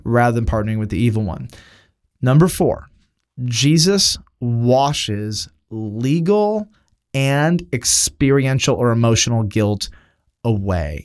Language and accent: English; United States; as an American